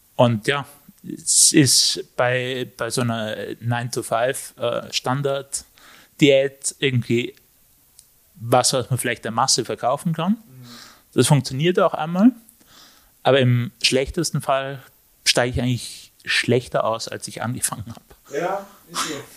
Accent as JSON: {"language": "German", "town": "Innsbruck", "region": "Tyrol", "country": "Austria", "said": "ich bin aus Innsbruck"}